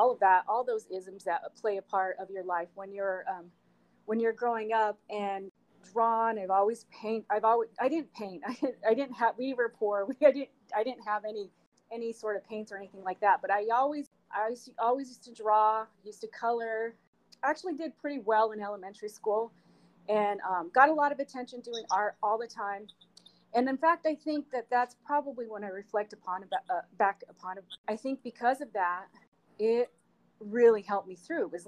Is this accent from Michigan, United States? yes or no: no; Salt Lake City, Utah, United States; moved away as an adult; now in Sacramento, United States; I grew up in Salt Lake City, Utah